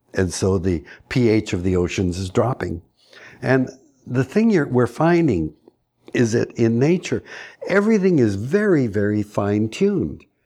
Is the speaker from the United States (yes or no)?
no; Canada; As a Canadian